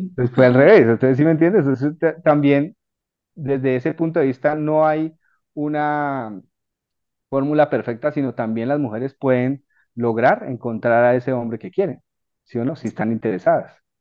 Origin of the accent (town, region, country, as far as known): Colombia